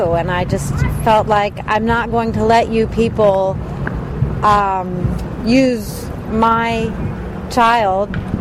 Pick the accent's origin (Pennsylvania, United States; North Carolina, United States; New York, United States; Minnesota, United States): North Carolina, United States; Charlotte; also born or lived in Washington, D.C.; Charlotte, North Carolina